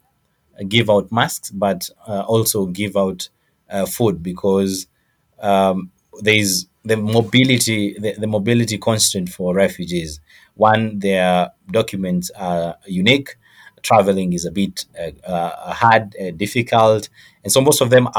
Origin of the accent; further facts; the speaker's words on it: Rwanda; also born or lived in Kenya; now in Nairobi, Kenya; I'm a refugee from Rwanda. We came here quite some years ago in Kenya.